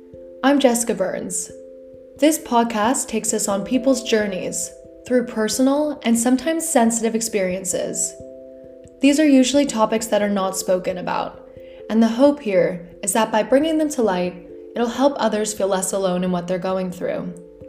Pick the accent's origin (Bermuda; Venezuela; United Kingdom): Bermuda; her career has been spent in London and in my home country, Bermuda, where she now lives.